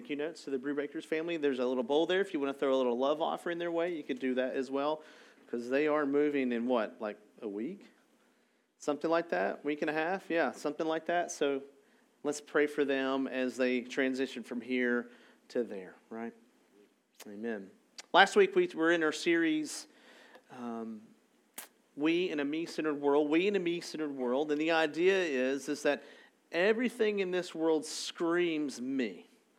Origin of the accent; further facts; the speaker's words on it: Arlington, Texas, United States; I'm from Arlington